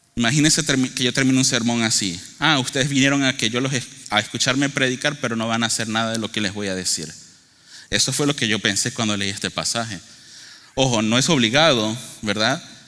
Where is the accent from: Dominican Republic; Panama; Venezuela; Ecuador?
Venezuela; moved away; yo soy originario de Venezuela.